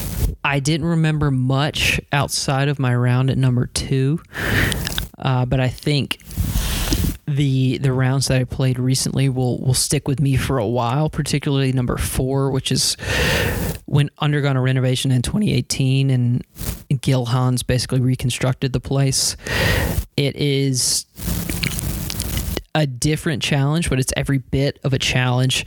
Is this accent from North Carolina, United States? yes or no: yes; North Carolina, United States; I'm from North Carolina.